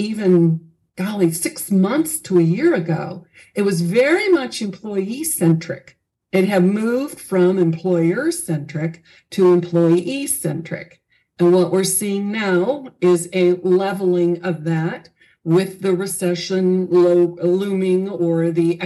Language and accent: English; Southern California, United States; I grew up in Southern California